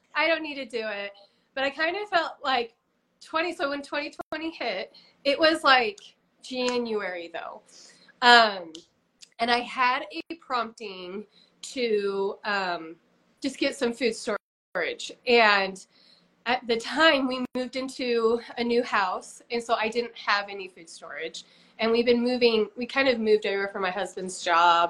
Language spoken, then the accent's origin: English; Utah, United States; I was born and raised here in Utah.